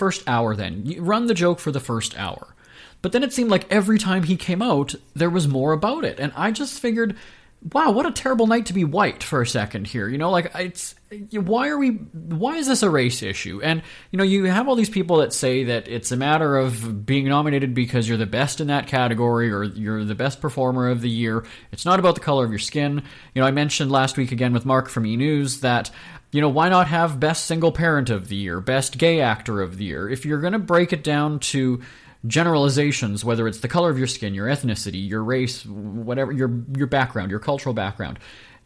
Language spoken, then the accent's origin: English; Winnipeg, Manitoba, Canada; I'm from Winnipeg, Manitoba